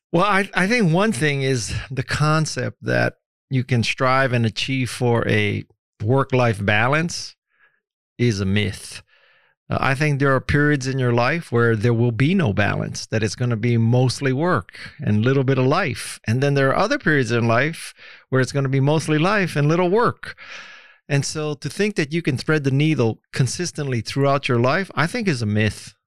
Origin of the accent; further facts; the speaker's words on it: Hawaii, United States; moved away; also born or lived in San Francisco; growing up in Hawaii